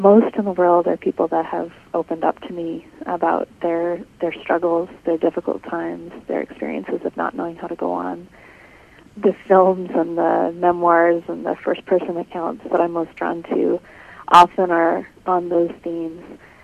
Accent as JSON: {"language": "English", "country": "Canada", "moved": "as an adult", "lives_now": "Michigan, United States", "said": "I'm from Canada originally."}